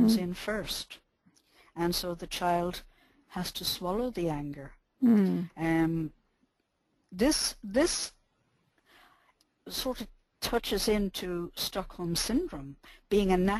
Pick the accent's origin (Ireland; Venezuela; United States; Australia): Ireland; I'm Irish and I'm born in the 40s